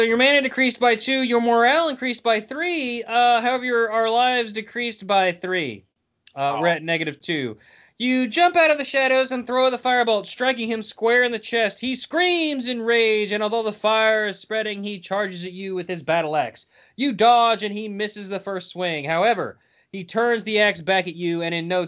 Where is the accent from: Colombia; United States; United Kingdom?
United States; West Virginia; I'm Mount Man from West Virginia